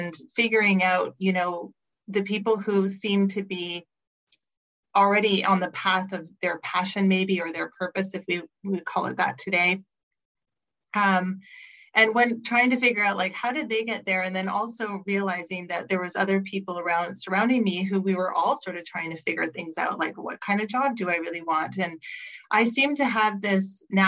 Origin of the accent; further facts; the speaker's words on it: Montreal, Quebec, Canada; moved away as an adult; now in Vancouver, Canada; I grew up in Montreal, moved across the country to Vancouver